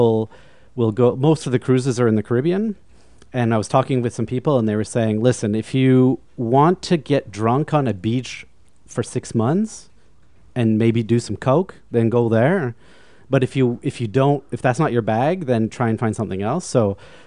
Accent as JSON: {"language": "English", "town": "Vancouver", "region": "British Columbia", "country": "Canada", "also_born_or_lived": "Montreal", "moved": "as an adult", "said": "I'm originally from Vancouver, and I came out to Montreal to go to McGill to study music."}